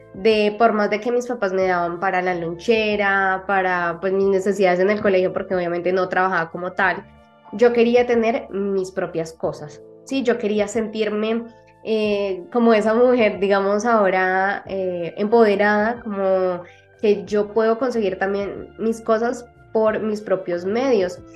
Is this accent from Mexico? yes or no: no; Colombia; … de Colombia